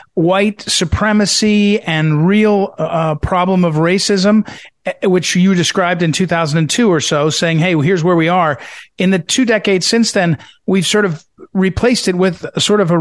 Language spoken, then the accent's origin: English; Missouri, United States; I'm from Missouri